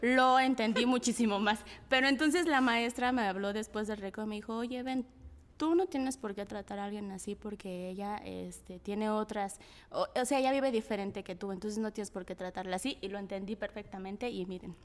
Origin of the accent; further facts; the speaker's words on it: Mexico City, Mexico; yo soy de la Guerrero, ¿no? Entonces eh, vivía en una vecindad